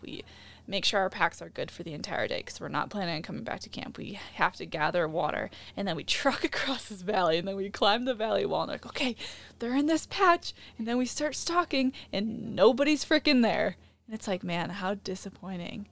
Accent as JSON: {"language": "English", "region": "Midwest", "country": "United States", "tie": "born or raised there", "said": "growing up in the Midwest"}